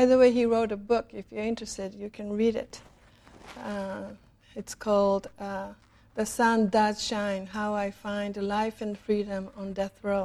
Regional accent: Japan; moved away; When I was growing up in Japan in the 50s

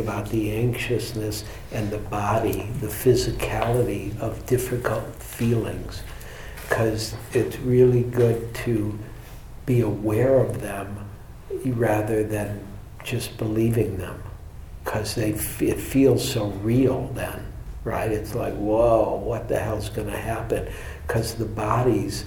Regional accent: Michigan, United States; I'm from Michigan

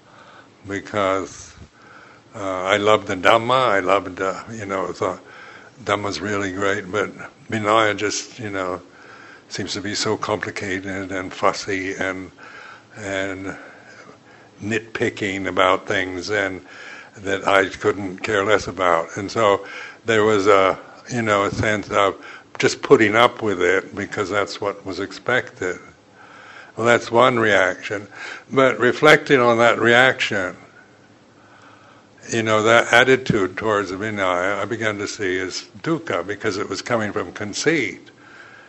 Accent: United States; being American

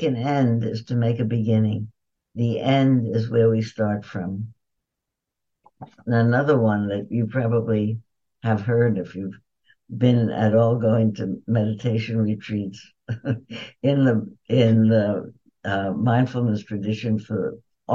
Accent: New York, United States; I was born in New York

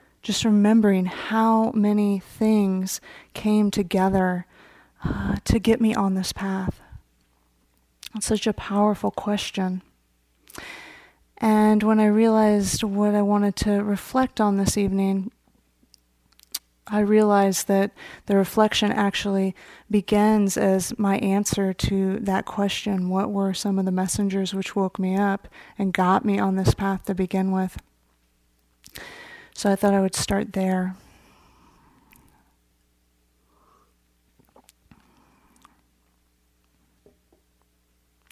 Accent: Marin County, California, United States; I grew up here in Marin County.

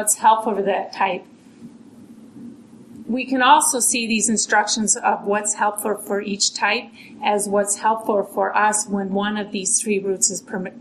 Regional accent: Minneapolis, Minnesota, United States; now in Massachusetts, United States; I was born and raised here. Not far, near Lake Harriet

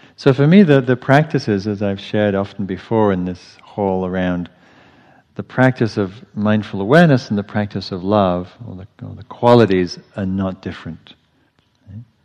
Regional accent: England, United Kingdom; moved away as an adult; now in United States; growing up in England where there's nothing poisonous

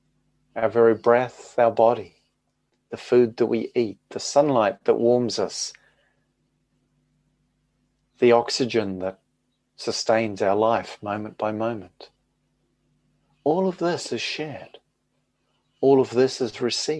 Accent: New Zealand; moved away as an adult; now in United Kingdom; growing up in New Zealand and living as an adult in the United Kingdom

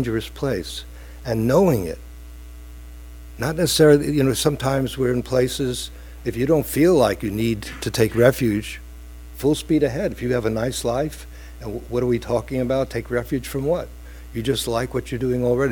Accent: New York City, New York, United States; from Brooklyn

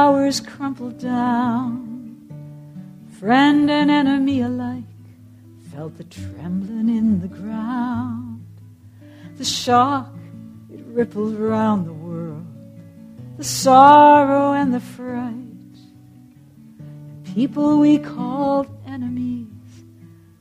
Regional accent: United States; as an American

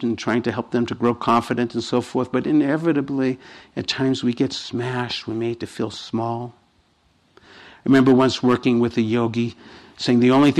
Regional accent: Boston, Massachusetts, United States; I come from Boston

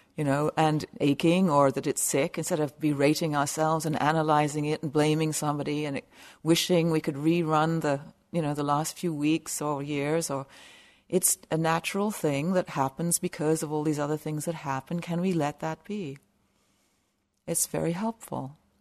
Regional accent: South of England, United Kingdom; also born or lived in west coast of Canada; now in Canada; I grew up in a little village in the south of England

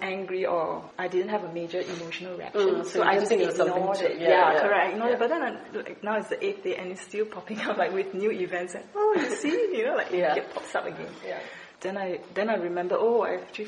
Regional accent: Malaysia; I was from Malaysia

